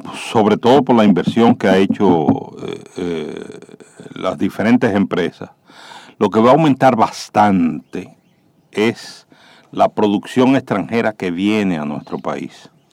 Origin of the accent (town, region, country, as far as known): Dominican Republic